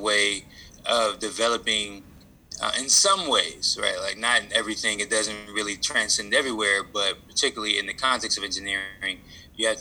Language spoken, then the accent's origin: English; Detroit, Michigan, United States; moved away as an adult; also born or lived in Tuskegee, Alabama; So I am originally from Detroit, Michigan. I graduated a high school called University of Detroit Jesuit High School